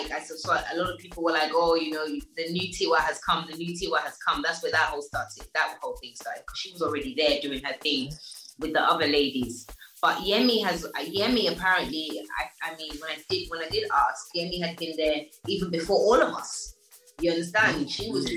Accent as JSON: {"language": "English", "region": "London", "country": "United Kingdom", "tie": "born or raised there", "also_born_or_lived": "Enfield", "moved": "as an adult", "lives_now": "Nigeria", "said": "I was born in Enfield at the North Middlesex Hospital, but I grew up in Tottenham with Adele and all of them lot"}